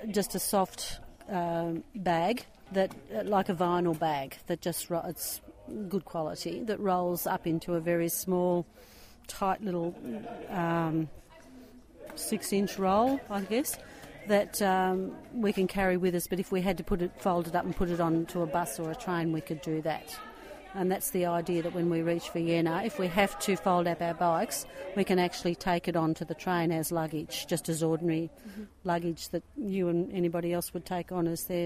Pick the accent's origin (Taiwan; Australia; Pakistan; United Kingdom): Australia; Wonthaggi, Victoria; I'm with my husband, Peter, and we're from Wonthaggi in Victoria, Australia.